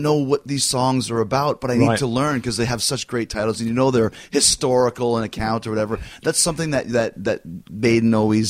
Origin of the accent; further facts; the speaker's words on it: Canada; I grew up in Canada, right?